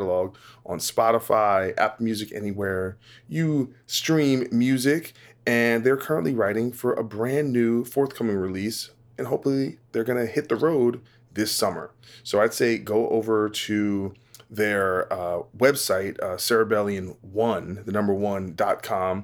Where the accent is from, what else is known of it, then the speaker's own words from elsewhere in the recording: New Jersey, United States; now in Los Angeles, United States; I'm in LA now, but I'm from New Jersey